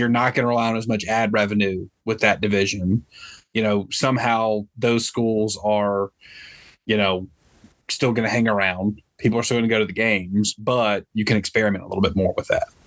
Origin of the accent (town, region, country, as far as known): Olive Branch, Mississippi, United States; born or raised there; also born or lived in Memphis, Tennessee